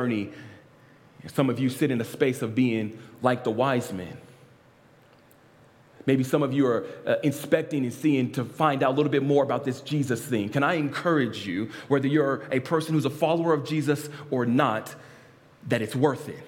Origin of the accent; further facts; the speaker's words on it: Lynwood, California, United States; I was born in St. Francis Hospital in Linwood, California.